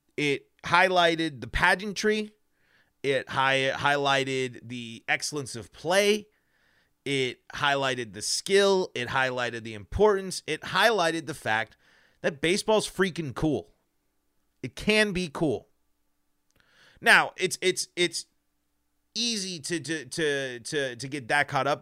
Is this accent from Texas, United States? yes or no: no; Colorado, United States; born and raised in Colorado, like myself